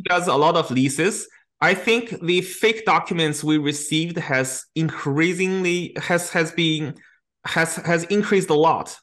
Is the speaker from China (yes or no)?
yes; China; now in Canada; my hometown in China